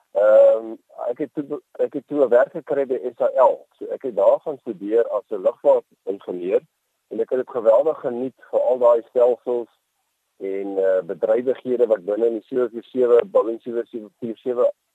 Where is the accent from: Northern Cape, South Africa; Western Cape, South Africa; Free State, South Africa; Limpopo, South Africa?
Western Cape, South Africa; Boland; also born or lived in Worcester / Helderberg; ek is 'n uh, man wat in die Boland in die Kaap uh, groot geword